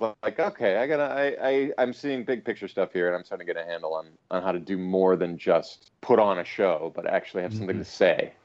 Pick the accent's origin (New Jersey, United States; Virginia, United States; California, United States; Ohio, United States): Ohio, United States; Cleveland; moved away as an adult; also born or lived in Dublin, Ireland; Came back to Cleveland, my hometown of Cleveland, played in rock bands for a bit